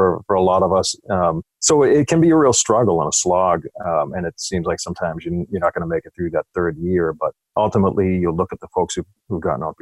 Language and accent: English; Boston, Massachusetts, United States; I grew up in Hyde Park in Boston